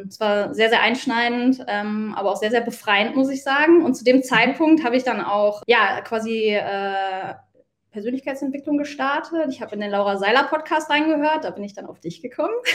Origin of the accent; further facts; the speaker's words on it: Mönchengladbach, North Rhine-Westphalia, Germany; moved away as an adult; habe mich dann auch entschieden, äh, meine Heimatstadt zu verlassen, meine mhm. Wohnung zu verlassen, meinen Job zu verlassen, meinen Fußballverein zu verlassen nach 17 Jahren